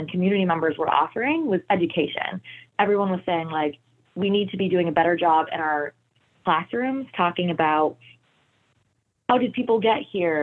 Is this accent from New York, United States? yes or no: no; Ohio, United States; I went to Ohio Public Schools my whole life